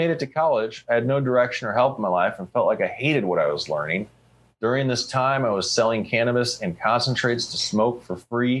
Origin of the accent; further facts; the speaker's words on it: Colorado, United States; with dreams of eventually working for or owning my own genetics company one day in my home state of Colorado.